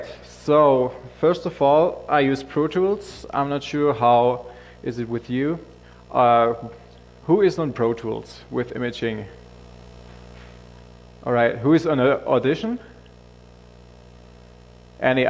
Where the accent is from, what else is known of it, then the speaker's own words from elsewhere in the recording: Germany; I'm from the German office, so I'm from Germany.